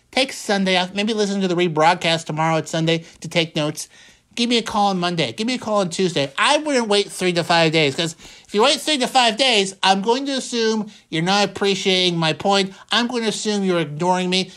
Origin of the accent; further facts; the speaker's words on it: Pennsylvania, United States; We're both from Pennsylvania